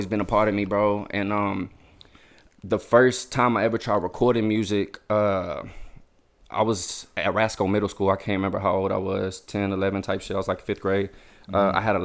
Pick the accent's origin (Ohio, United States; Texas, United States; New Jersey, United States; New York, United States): Texas, United States; Lake Jackson; now in Angleton, United States; I'm from Lake Jackson, Texas.